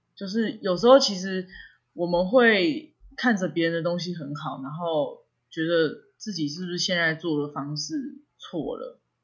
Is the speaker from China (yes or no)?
no; northern Taiwan, Taiwan; 我要回北部了